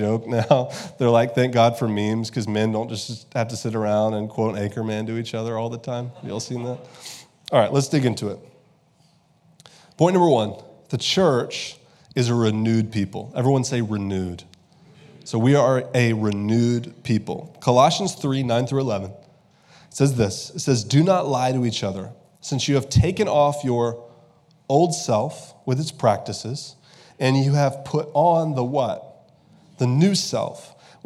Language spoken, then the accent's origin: English; United States; I love being an American